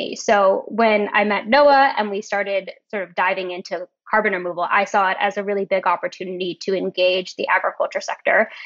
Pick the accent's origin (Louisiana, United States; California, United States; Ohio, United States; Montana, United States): California, United States; Turlock; I grew up in Turlock, California